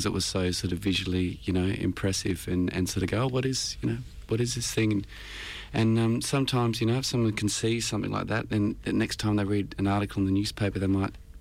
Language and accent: English; Australia